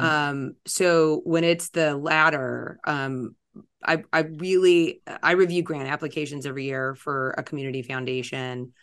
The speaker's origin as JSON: {"language": "English", "town": "Los Angeles", "region": "California", "country": "United States", "tie": "born or raised there", "also_born_or_lived": "East Coast / Italy", "lives_now": "Orange County, United States", "said": "born and raised in L"}